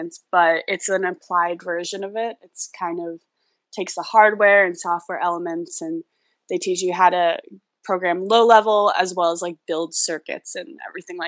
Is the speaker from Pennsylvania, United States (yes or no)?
no; New York City, New York, United States; I've lived in New York City my entire life